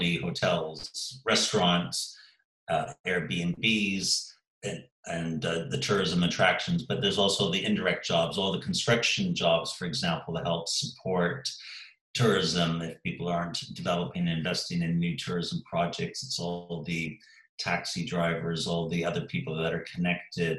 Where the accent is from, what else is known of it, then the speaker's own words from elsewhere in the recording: Canada; also born or lived in Sheffield, England; now in Eastbourne, United Kingdom; my home country, Canada